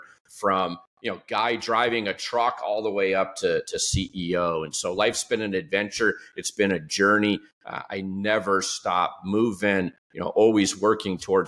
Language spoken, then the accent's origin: English; Detroit, Michigan, United States; moved away; I grew up just outside of Detroit in the late 1960s through the 1970s.